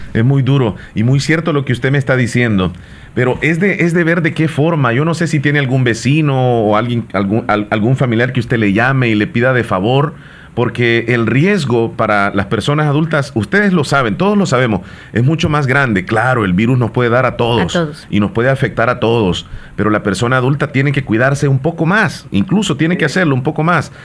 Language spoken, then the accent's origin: Spanish; Bolívar, La Unión, El Salvador; Mi pueblo es pequeñito, es, es quizá uno de los más pequeños de la zona, es el municipio de Bolívar